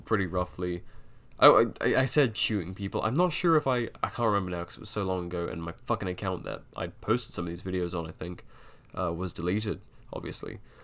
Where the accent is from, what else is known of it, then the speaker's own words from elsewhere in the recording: United Kingdom; I'm a Brit, I was taught funny